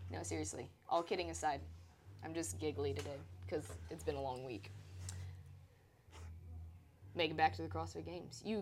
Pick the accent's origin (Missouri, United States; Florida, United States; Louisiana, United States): Louisiana, United States; now in Texas, United States; I'm originally from Louisiana, but I've lived most of my life now here in Texas.